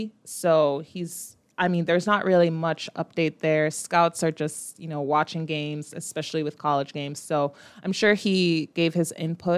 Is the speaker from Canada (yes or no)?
no; Jamaica; As a Jamaican